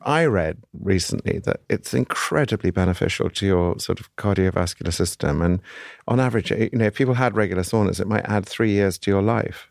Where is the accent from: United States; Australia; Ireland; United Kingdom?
United Kingdom; I'm a Brit